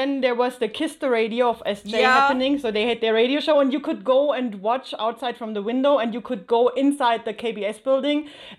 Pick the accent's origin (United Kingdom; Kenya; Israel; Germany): Germany; So I am from Germany